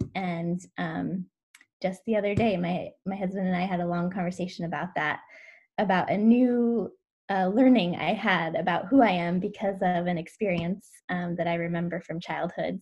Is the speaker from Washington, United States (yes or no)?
yes; Washington, United States; now in Oregon, United States; I grew up in Washington